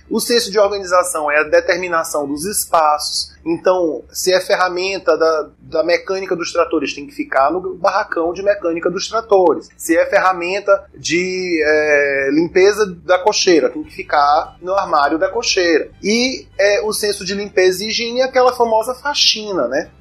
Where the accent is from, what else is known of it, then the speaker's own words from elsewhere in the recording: Maranhão, Brazil; also born or lived in São Paulo; regressando aqui para o Maranhão